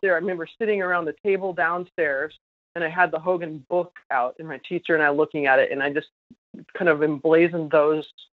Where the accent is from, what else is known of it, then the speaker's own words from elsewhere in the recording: New York, United States; in Rochester here in my home state of New York